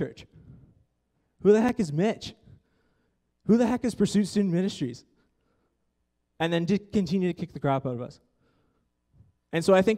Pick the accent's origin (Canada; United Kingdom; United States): Canada; Ontario; moved away; I come from Ontario